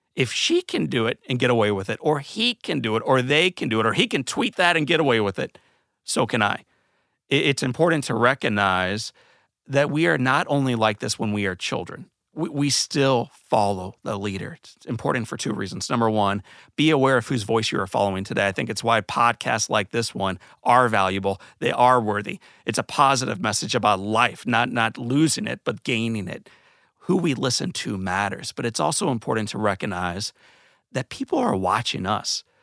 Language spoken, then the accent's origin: English; St. Louis, Missouri, United States; When I was a kid, I grew up in Saint Louis, Missouri